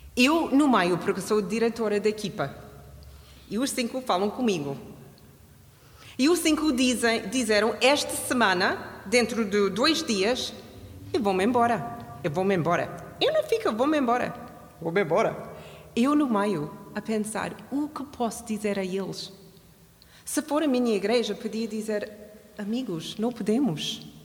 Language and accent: Portuguese; Canada; now in Portugal; Eu sou do Canadá